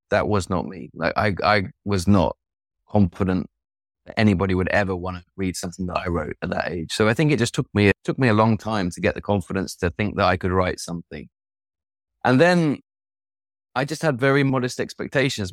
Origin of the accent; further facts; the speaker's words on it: East Midlands, United Kingdom; now in Sweden; I'm from the Midlands, from the East Midlands. grew up in a house with no books